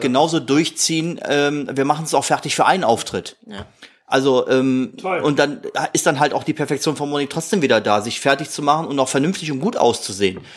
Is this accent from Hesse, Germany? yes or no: no; Krefeld, North Rhine-Westphalia, Germany; die Uerdinger sind leider Gottes, obwohl es mein Heimatdorf ist